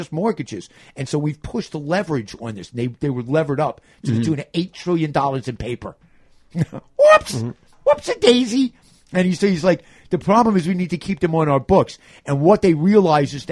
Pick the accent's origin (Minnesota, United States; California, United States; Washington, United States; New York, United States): New York, United States; New York City; As a New Yorker